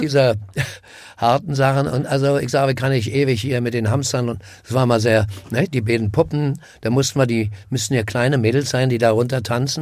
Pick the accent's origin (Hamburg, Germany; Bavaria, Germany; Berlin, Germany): Berlin, Germany; bin am Karl-Marx-Platz groß geworden